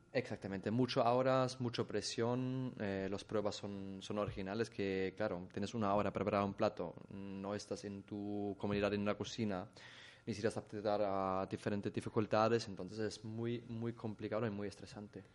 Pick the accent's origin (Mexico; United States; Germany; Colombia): Germany; Spanish is a second language; moved away as an adult; now in Mallorca, Spain; vengo de Alemania